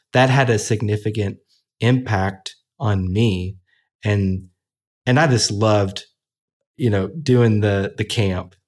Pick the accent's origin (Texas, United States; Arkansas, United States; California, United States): Arkansas, United States; Little Rock; Little Rock, Arkansas, Baptist Hospital, November sixteenth, nineteen eighty-four